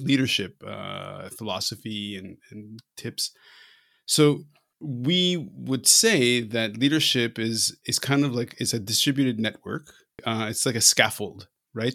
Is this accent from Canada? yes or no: yes; Canada; I'm Canadian